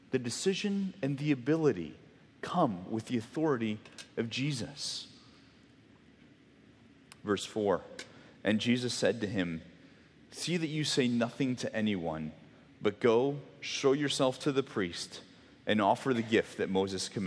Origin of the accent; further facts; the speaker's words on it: Mexico; I grew up in Mexico, for those of you that didn't know, and the church that I was at for kind of much of my um, middle school, junior high, high school years uh, was on a really main road.